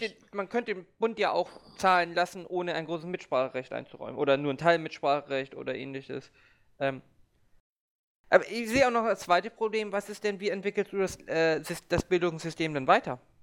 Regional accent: Hamburg, Germany; Ich bin ja auch Hamburger

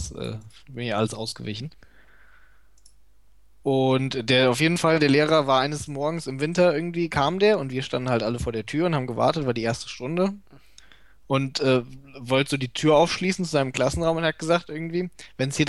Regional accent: North Rhine-Westphalia, Germany; ich bin ja in NRW zur Schule gegangen, ich weiß nicht, wo es woanders ist.

